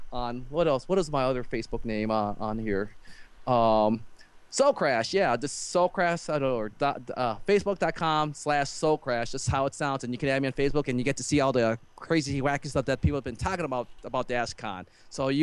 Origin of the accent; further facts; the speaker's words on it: Chicago, Illinois, United States; I'm from Chicago